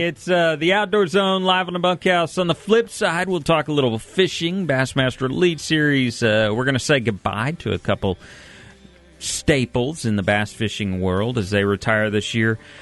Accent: Texas, United States; I'm from Texas.

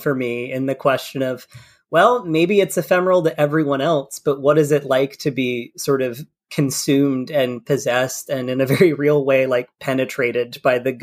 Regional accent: Kentucky, United States; also born or lived in England; I'm from Kentucky.

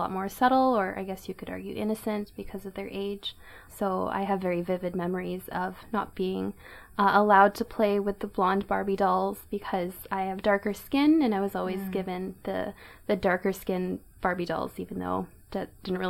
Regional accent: Greater Vancouver, British Columbia, Canada; also born or lived in Burnaby / New Westminster / Surrey; I'm also from Surrey, and I'm Filipino-Canadian. I was born in Vancouver, but I moved further and further east, so first to Burnaby, then to New West, and then finally to Surrey.

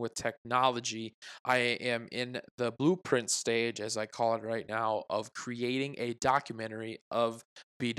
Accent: Iowa, United States; we were born and raised in Iowa

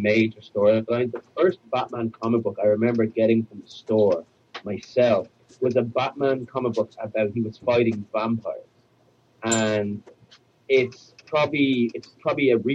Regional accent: Dublin, Leinster, Ireland; moved away as an adult; now in New York, United States; I'm from Dublin in Ireland, yes. I moved over to New York about almost a decade ago

